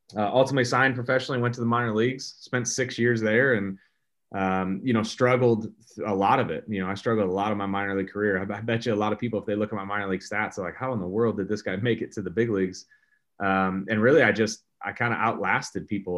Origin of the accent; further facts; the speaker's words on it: St. Louis, Missouri, United States; growing up as a kid here in Saint Louis